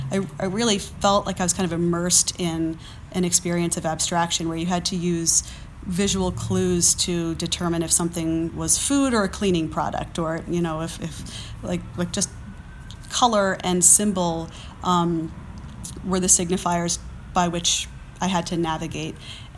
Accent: East Coast, United States; I grew up on the East Coast. I spent a lot of time in New York and more vertical places.

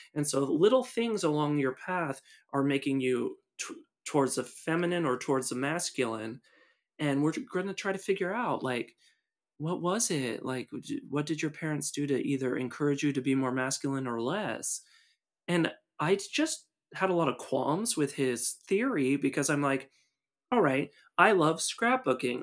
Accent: Seattle, Washington, United States; moved away as an adult; also born or lived in Buena Vista, Virginia / Lexington, Virginia; where I was born and raised in the Seattle area

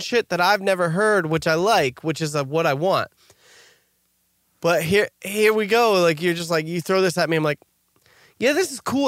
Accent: New Jersey, United States; we're from New Jersey

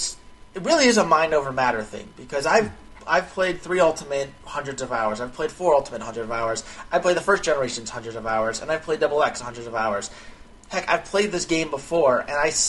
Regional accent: United States; being an American

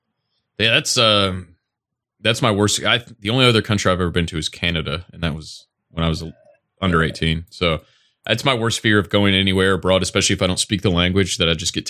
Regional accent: Toledo, Ohio, United States; now in Tennessee, United States; But I grew up in Toledo. I could walk to the Michigan border. I was so close.

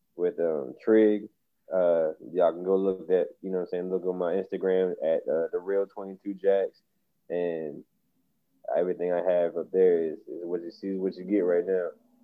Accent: Baltimore, Maryland, United States; now in Wilmington, United States; So I'm from Baltimore, Maryland. I was raised there my whole life, but right now I'm in Wilmington, North Carolina. So by next March, hoping to be moved to Atlanta.

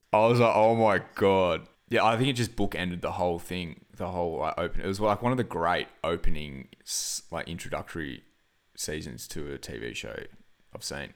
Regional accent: Byron Bay, New South Wales, Australia; now in Wollongong, Australia; it's the homeland

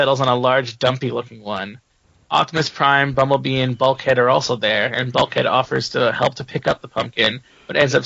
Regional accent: Canada; being a Canadian speaker, we pronounce it more sorry

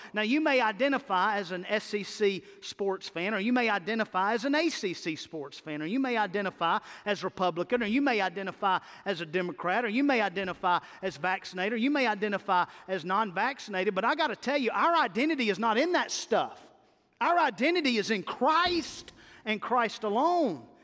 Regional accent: Mississippi, United States; I'm from Mississippi

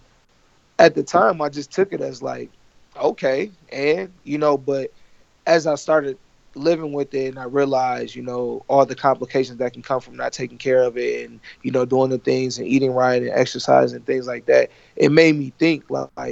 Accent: Ypsilanti, Michigan, United States; I was born in Ypsilanti, Michigan, which is right next to that other school, U of M

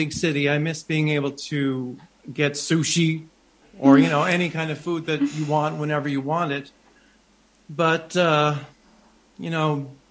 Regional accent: New Brunswick, Canada; also born or lived in Montreal; It's my home. It's where I actually grew up about a 45 minutes away from here in a smaller village, but this is the closest city to where I actually grew up.

